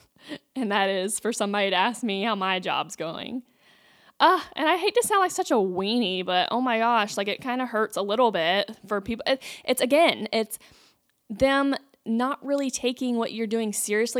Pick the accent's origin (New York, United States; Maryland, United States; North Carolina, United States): North Carolina, United States; growing up in North Carolina